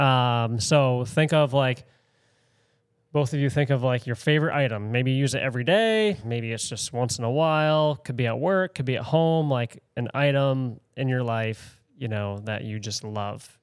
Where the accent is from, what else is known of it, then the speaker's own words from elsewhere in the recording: Spruce Head, Maine, United States; I grew up in Spruce Head